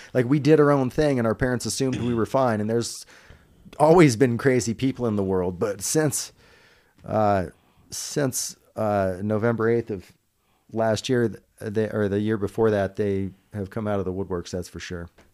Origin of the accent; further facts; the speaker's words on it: Grass Valley, California, United States; also born or lived in Washington, D.C. area, Virginia; now in Reno, United States; I was raised about an hour and a half west in a little town called Grass Valley, California